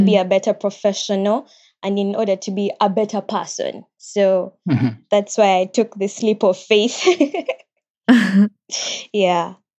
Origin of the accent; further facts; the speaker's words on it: Uganda; moved away as an adult; now in Japan; I'm from Uganda